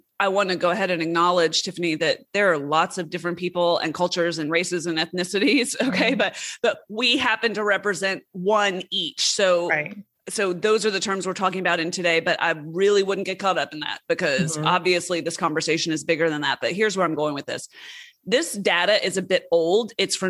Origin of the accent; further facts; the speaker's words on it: West Coast, United States; born there; also born or lived in southeastern United States; I was born on the West Coast, but I've spent most of my adult life, all of my adult life, on the East Coast.